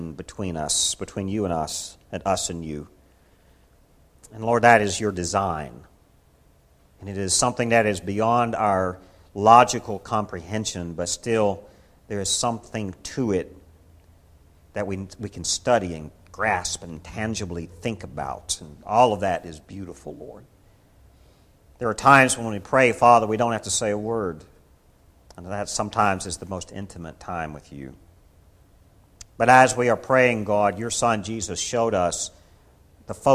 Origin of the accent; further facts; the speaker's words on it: Kingsport, Tennessee, United States; In my childhood growing up in the Baptist church that I grew up in Kingsport, Tennessee